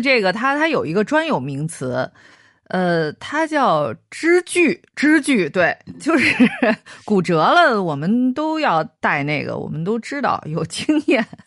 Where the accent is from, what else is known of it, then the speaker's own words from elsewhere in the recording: Beijing, China; 我小的时候 不管是在，呃，邻居家看到的，啊，那个时候北京有很多，呃，人，呃，北京的大爷大叔啊，他们是喜欢在自己的院子里头种花儿的